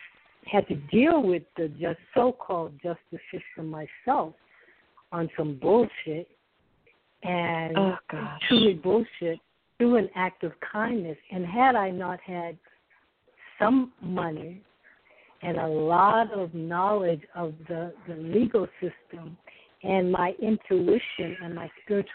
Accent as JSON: {"language": "English", "region": "New England", "country": "United States", "moved": "yes", "lives_now": "Alabama, United States", "said": "I come from New England, and when I ended up here in Alabama"}